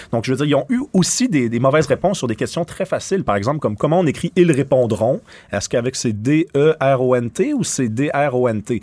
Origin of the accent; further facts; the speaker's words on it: Montreal, Quebec, Canada; je suis québécois. j'ai grandi à Montréal, j'ai vécu à Québec